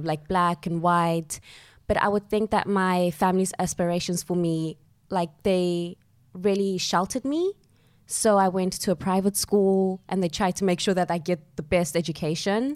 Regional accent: Johannesburg, Gauteng, South Africa; moved away as an adult; also born or lived in Soweto; now in London, United Kingdom; I grew up in Johannesburg, South Africa, and both of my parents are South African

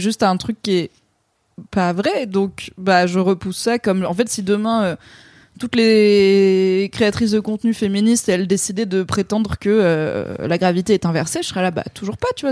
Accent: Valence, Auvergne-Rhône-Alpes, France; now in Paris, France; quand j'étais ado dans la Drôme

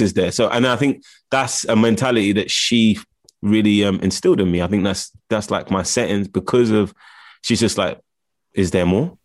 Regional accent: London, United Kingdom; I grew up in Camden Town. Well, Camden

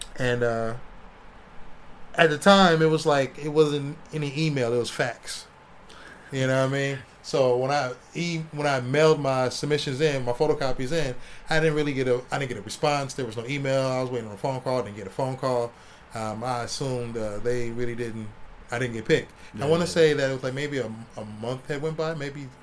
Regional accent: Ohio, United States; moved away; I'm coming from Ohio. I was 21, turning 21

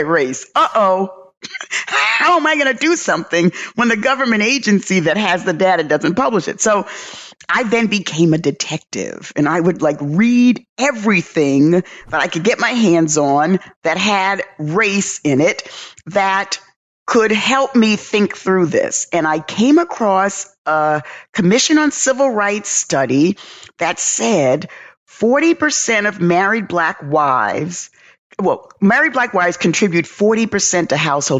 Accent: New York City, New York, United States; moved away as an adult; now in Atlanta, United States; growing up in the South Bronx, experiencing racism, observing racism

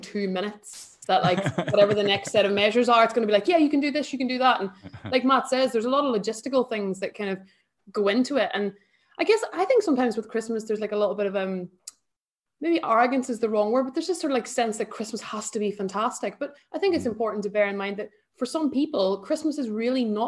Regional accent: Ireland; now in United Kingdom; I'm Irish

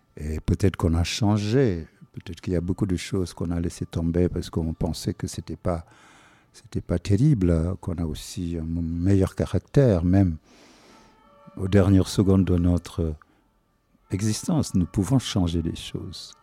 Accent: Senegal; first language Wolof; French is a second language; moved away; je suis toujours sénégalais

